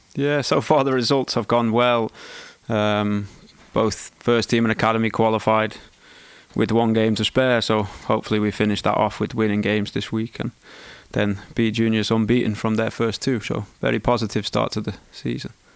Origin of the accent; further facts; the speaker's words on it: Wales, United Kingdom; moved away; also born or lived in England; I was born in England, schooled in Wales